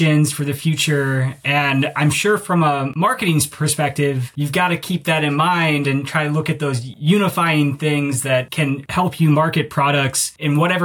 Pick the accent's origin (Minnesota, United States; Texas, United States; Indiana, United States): Minnesota, United States; I'm from Minnesota